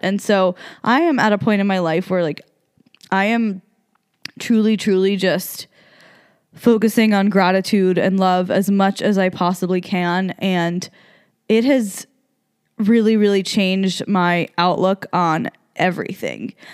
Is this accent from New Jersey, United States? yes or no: yes; New Jersey, United States; moved away as an adult; also born or lived in South Carolina; now in Las Vegas, United States; I was raised in New Jersey